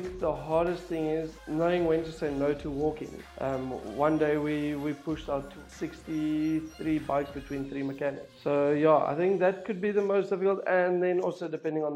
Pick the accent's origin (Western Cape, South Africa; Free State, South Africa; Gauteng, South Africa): Free State, South Africa; Bloemfontein; moved away as an adult; now in Stellenbosch, South Africa; originally I'm from Bloemfontein, South Africa, and I've been living in Stellenbosch